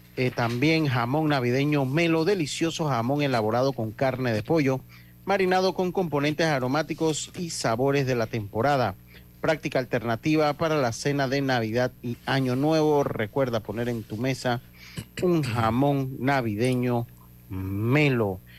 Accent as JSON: {"language": "Spanish", "country": "Panama"}